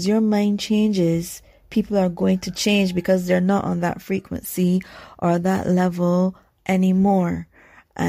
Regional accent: Barbados; I'm from Barbados, so we're the originators of sugar and rum.

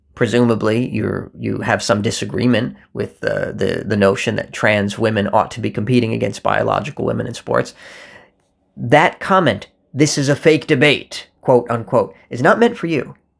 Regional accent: United States; There is only a me that exists in America where those two worlds meet

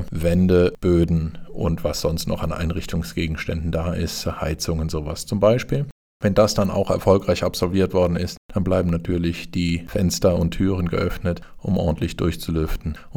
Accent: Sinzig, Rhineland-Palatinate, Germany; Ich stamme persönlich aus Sinzig, also von daher habe ich da auch erhebliche Verbindungen hin und weiß, wie es da aussieht.

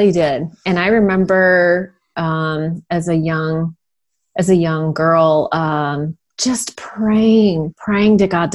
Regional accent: Sunnyvale, California, United States; I grew up in Sunnyvale, California

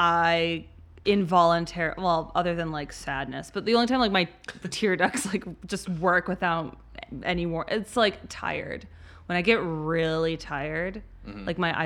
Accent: Midwest, United States; we're from the Midwest

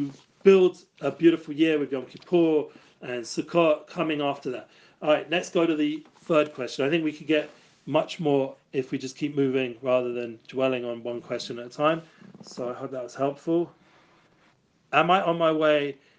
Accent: London, United Kingdom; I grew up in Edgeware, and I grew up in the music business

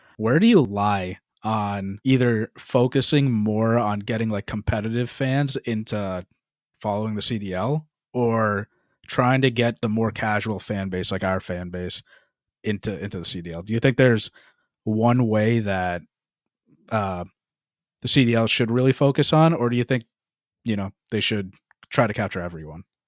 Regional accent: Boston, Massachusetts, United States; we're from the Boston area

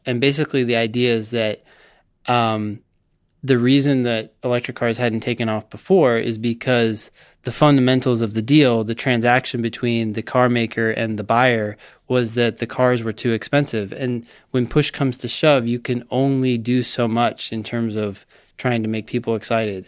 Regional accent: Palo Alto, California, United States; I grew up in Palo Alto, California

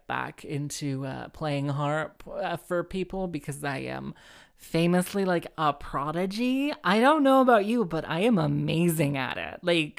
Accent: Cardiff, Wales, United Kingdom; So like, I'm from Cardiff.

